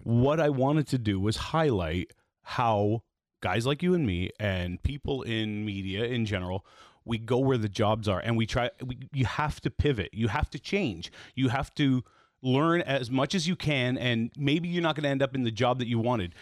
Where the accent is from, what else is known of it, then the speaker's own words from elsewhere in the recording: Toronto, Ontario, Canada; I grew up in East Toronto